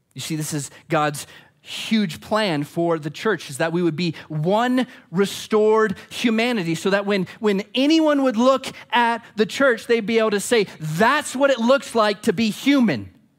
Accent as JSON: {"language": "English", "region": "Arizona", "country": "United States", "said": "I'm not an American first. I'm not an Arizonan first"}